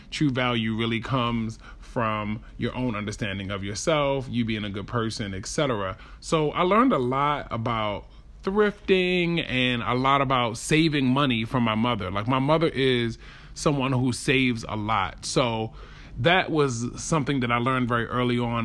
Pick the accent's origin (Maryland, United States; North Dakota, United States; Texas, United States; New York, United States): Maryland, United States; Baltimore; I grew up in Baltimore